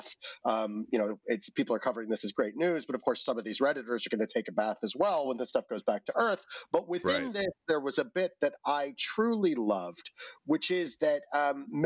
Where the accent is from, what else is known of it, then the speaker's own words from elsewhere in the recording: New York, United States; as a New Yorker